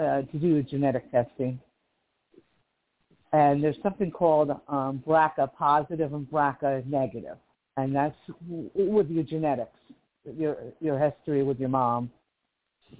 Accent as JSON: {"language": "English", "town": "Livingston", "region": "New Jersey", "country": "United States", "moved": "yes", "lives_now": "Kern County, United States", "said": "I'm from Livingston, New Jersey, originally, which is on the East Coast."}